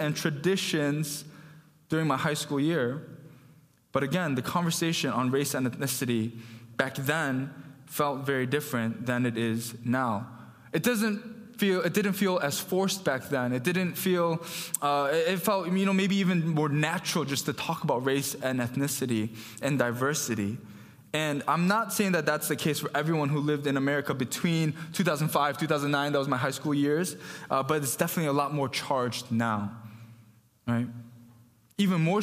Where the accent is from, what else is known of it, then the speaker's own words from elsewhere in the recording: Farmington Hills, Michigan, United States; I grew up in Farmington Hills, you know, went to North Farmington